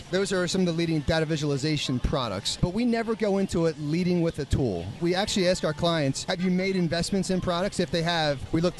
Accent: Springfield, Pennsylvania, United States; also born or lived in Toronto, Canada; So I'm from Springfield, Delaware County. So I'm born and raised Philadelphia guy.

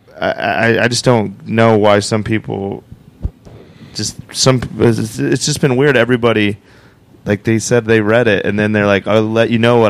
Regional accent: Cheyenne, Wyoming, United States; moved away as an adult; also born or lived in Phoenix, Arizona / Las Vegas, Nevada; There's not comedy in Cheyenne, Wyoming

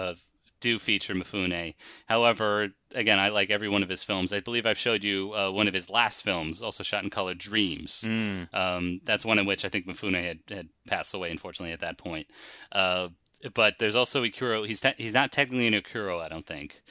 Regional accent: United States; We're American. We speak American

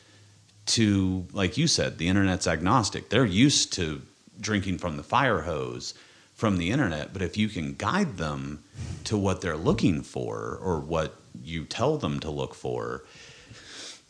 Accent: Kansas, United States; I'm from Kansas

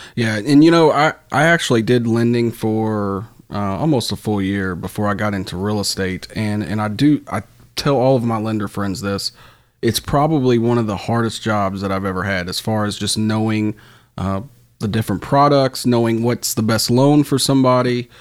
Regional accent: Louisville, Kentucky, United States; I'm from Fern Creek

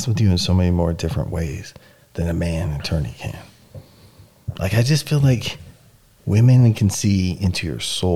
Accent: United States

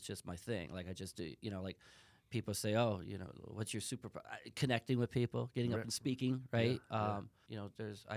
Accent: Chicago, Illinois, United States; I'm from Chicago.

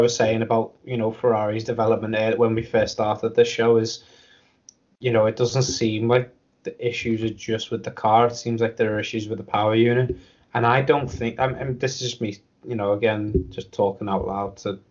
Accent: United Kingdom; I'm a Brit myself

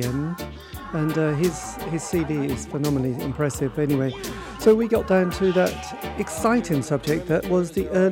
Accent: East Anglia, East of England, United Kingdom; born and raised in the East Anglian region of the UK

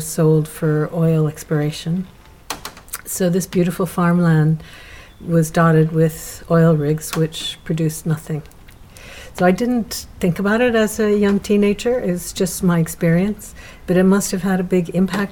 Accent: Columbus, Ohio, United States; moved away as an adult; also born or lived in Bremen, Ohio; now in Ireland; I grew up in Columbus, a city, but they bought a small farm in Bremen

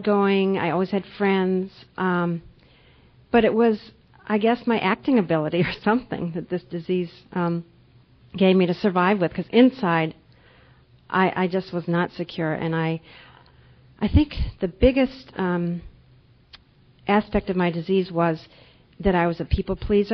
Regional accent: Minnesota, United States; moved away as an adult; also born or lived in Panama / Boston, Massachusetts; now in Geneva, New York, United States; I grew up in Minnesota when I was young, and now I've been living in New York State for about 10 years

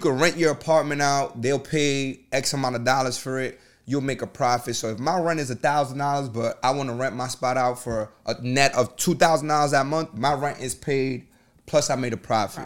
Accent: New York City, New York, United States; I'm from the Bronx

